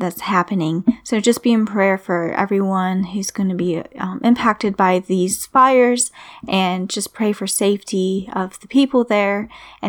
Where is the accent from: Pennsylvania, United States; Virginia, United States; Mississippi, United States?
Virginia, United States; in my hometown